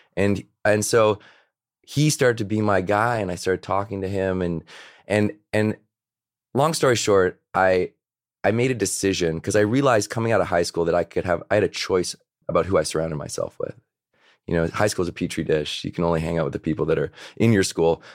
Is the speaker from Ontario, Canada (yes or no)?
no; Victoria, British Columbia, Canada; I grew up in Victoria, B C. So that's, that's an, on an island off of Vancouver